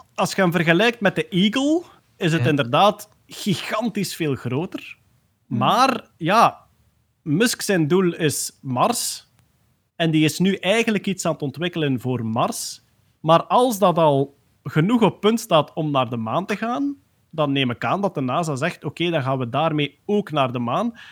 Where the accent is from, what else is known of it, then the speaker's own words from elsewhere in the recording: Limburg, Belgium; accent: Limburgs; mijn Limburgs accent